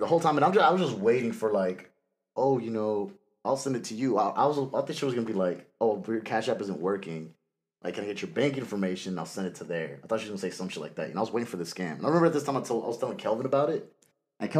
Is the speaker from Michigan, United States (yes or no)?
no; Georgia, United States